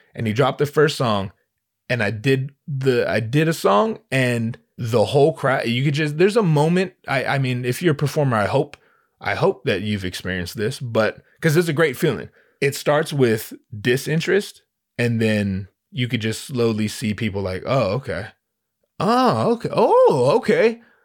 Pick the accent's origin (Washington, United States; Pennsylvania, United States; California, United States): California, United States; Southern; also born or lived in Los Angeles; I'm from Southern California